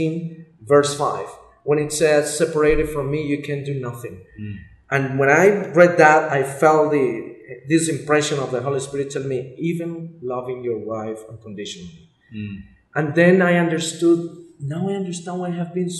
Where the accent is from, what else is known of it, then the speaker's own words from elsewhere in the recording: Colombia; I'm Colombia.